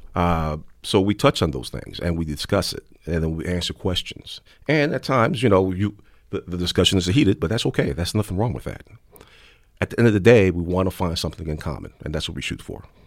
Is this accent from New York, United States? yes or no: yes; New York City, New York, United States; when I was growing up in the South Bronx